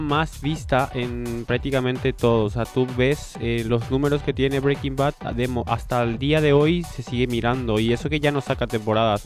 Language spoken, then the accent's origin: Spanish; Paraguay; now in Spain